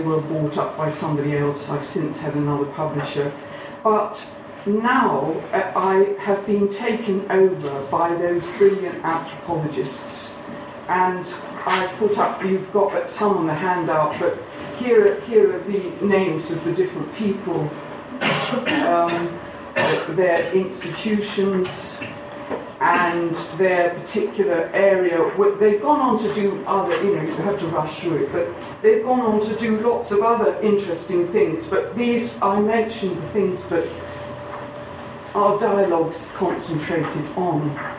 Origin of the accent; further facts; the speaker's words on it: East Midlands, United Kingdom; accent: Lincolnshire; And I had to lose my Lincolnshire accent.